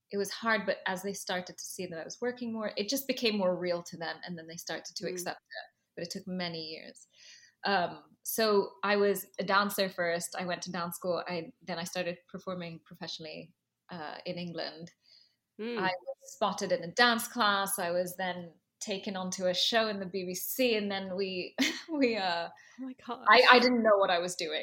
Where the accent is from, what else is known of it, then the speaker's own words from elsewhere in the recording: Dubai, United Arab Emirates; moved away as an adult; also born or lived in London / Los Angeles; now in New York, United States; I have a very mixed background, and I grew up in Dubai. My father is Indian. My mother is Egyptian and Nubian and Muslim